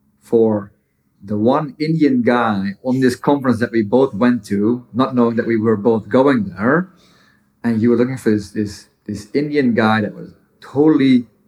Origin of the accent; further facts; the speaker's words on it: Netherlands; moved away as an adult; now in United States; I lived in the Netherlands for the majority of my life